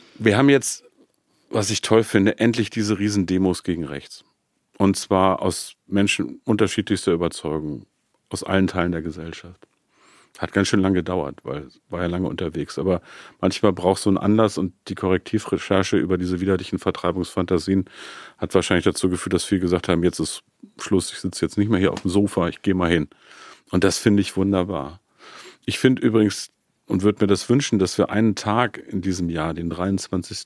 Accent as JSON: {"language": "German", "town": "Peine", "region": "Lower Saxony", "country": "Germany", "tie": "born or raised there", "said": "meiner Heimatstadt Peine"}